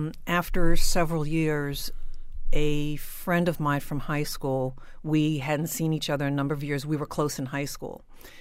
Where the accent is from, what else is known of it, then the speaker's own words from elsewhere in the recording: New Jersey, United States; I was raised in South Jersey after my family had done a lot of moving around, which is what military families do.